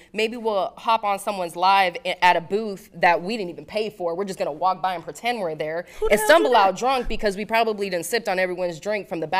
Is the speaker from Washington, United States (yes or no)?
no; Las Vegas, Nevada, United States; Oh, I grew up in Vegas.